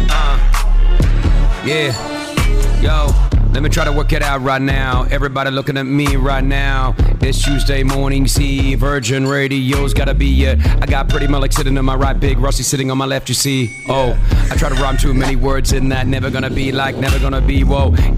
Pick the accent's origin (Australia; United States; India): Australia; now in Dubai, United Arab Emirates; Growing up in Australia